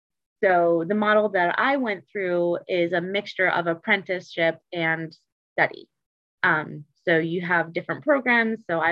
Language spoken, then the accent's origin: English; Detroit, Michigan, United States; also born or lived in Seattle / Chicago / Cincinnati; now in Baltimore, United States; So I'm originally from Detroit, Michigan, but I've kind of been all over. So I've lived in Seattle, Chicago, Cincinnati, and I'm now in Baltimore.